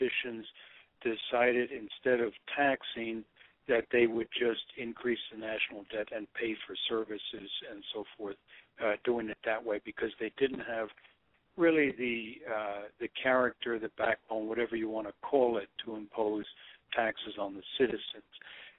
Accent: Connecticut, United States; also born or lived in New York City / New Jersey / New York; I was born in New York City back in 1943 and moved out of the city probably in about 49, my family obviously, to Connecticut. And I grew up in the Northeast, New Jersey, Connecticut, and New York.

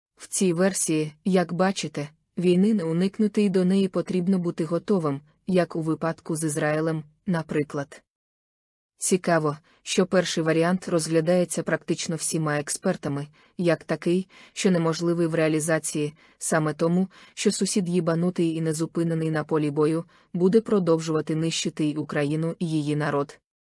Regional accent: Ukraine; Ми з України

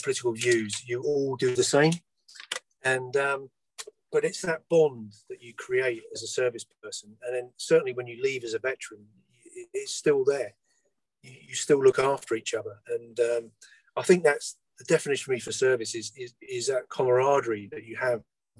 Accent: London, United Kingdom; I was born in London, which is landlocked

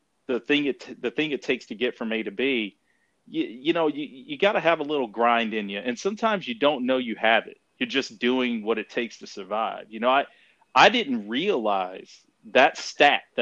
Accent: Commerce, Texas, United States; also born or lived in Denton, Texas; I grew up in a small town about an hour northeast of Dallas, Texas, called Commerce, Texas.

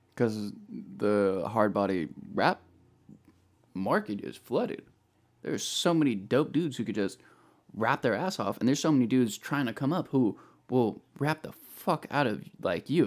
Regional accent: Bay Area, California, United States; moved away as an adult; now in Sacramento, United States; I'm originally from the Bay Area, uh, moved up here to Sacramento about three, four years ago

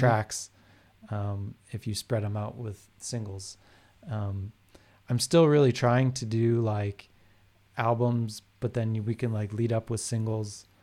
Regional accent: Calgary, Alberta, Canada; I grew up in Calgary, and so here was a big, like, rock music scene

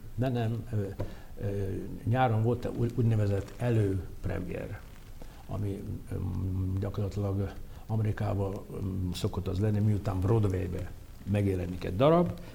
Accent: Mukachevo, Zakarpattia Oblast, Ukraine; moved away as an adult; now in Hungary; Én voltam az első zsidó gyerek munkácson

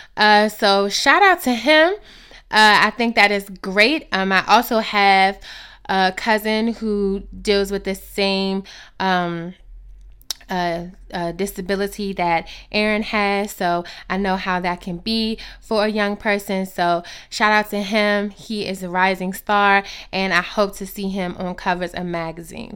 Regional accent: United States; as the American people

